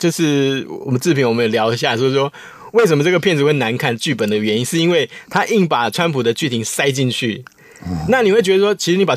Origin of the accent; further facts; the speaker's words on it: Taiwan; 我们台湾人就很好玩